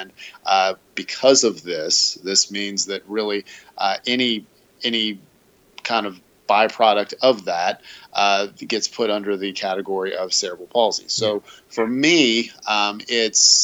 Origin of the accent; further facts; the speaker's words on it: greater Cincinnati, Kentucky, United States; I was born and raised in the greater Cincinnati, northern Kentucky area